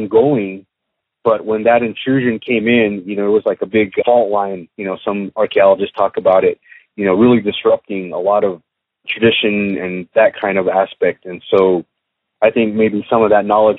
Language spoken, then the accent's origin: English; Bacavi, Arizona, United States; I come from the Hopi tribe in northeastern Arizona. I'm a member of the Greasewood clan from the village of Bacovi on Third Mesa.